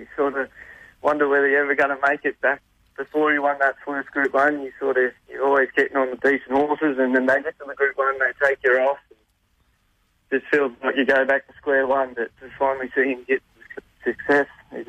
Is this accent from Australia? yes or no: yes; Koondrook, Victoria, Australia; also born or lived in Kerang; we live in a little town called Kundrup. We're on a farm. So, yeah, we live probably about 15 minutes from town on the Murray River.